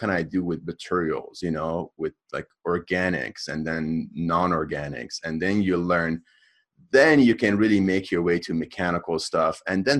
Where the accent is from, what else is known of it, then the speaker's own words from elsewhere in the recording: Los Angeles, California, United States; I like growing up in the Hollywood Hills.